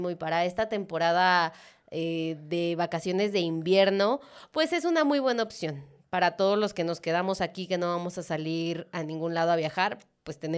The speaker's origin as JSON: {"language": "Spanish", "region": "San Luis Potosí", "country": "Mexico"}